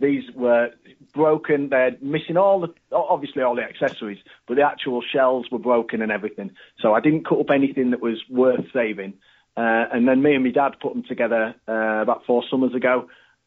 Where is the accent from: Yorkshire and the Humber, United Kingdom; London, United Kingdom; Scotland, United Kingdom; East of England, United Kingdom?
Yorkshire and the Humber, United Kingdom; Harrogate; I'm from Harrogate, around here